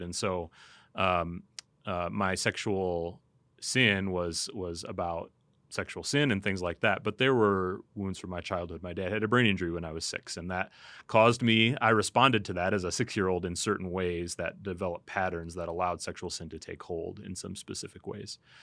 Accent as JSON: {"language": "English", "country": "United States", "said": "as American Christians"}